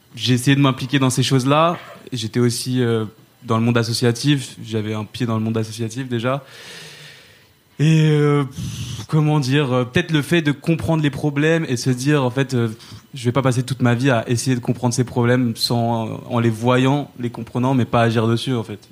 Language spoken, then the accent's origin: French; Saint-Denis, Île-de-France, France; j'ai grandi à Saint-Denis